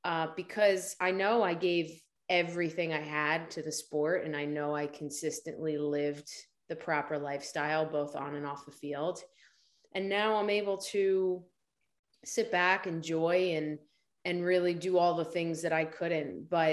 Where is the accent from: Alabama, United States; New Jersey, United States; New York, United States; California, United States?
New Jersey, United States; I'm from New Jersey, South Jersey, just outside of Philadelphia, with a bit of a Rocky mentality going on, the underdog story.